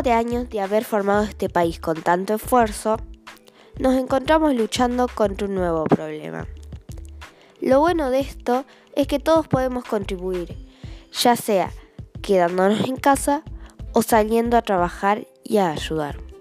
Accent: Argentina; comenzamos a llamarnos argentinos

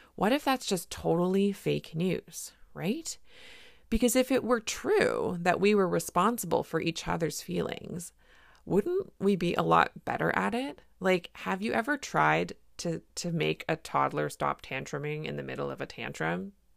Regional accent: Canada; I'm a Canadian family physician

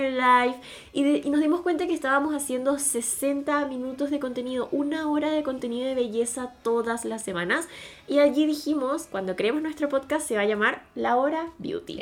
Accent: Venezuela; moved away as an adult; now in Chile; yo soy venezolana, pero vivo en Chile desde hace un poco más de cuatro años

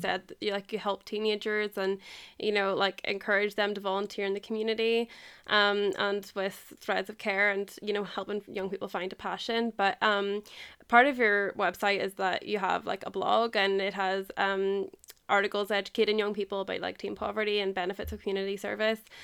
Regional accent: Ireland; I'm from Ireland

